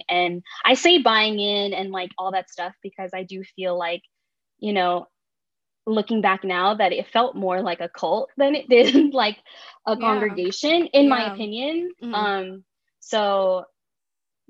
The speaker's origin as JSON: {"language": "English", "area": "Bay Area", "region": "California", "country": "United States", "moved": "yes", "lives_now": "Southern California, United States", "said": "I'm from the Bay Area, and when I moved to like SoCal"}